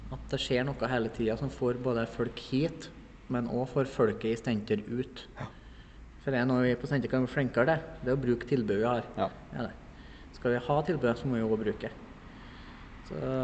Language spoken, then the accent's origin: Norwegian; Beitstad, Trøndelag, Norway; now in Sparbu, Norway; Jeg er jo fra Bestand. Det er jo dugnadsbygda nummer én